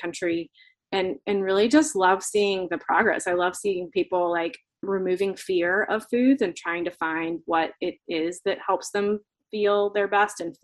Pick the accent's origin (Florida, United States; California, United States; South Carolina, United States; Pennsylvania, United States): Florida, United States; moved away; I grew up in Florida